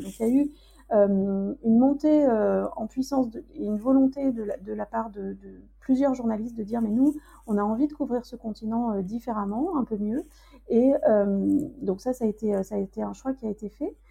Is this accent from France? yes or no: yes; France; also born or lived in Zanzibar; quand on est français